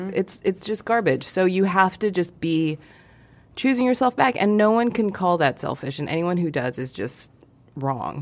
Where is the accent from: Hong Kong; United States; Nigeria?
Hong Kong; moved away; I grew up in Hong Kong